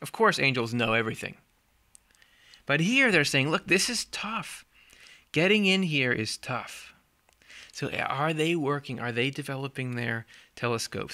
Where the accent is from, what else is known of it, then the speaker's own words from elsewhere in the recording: Midwest, United States; I'm from the Midwest, which I am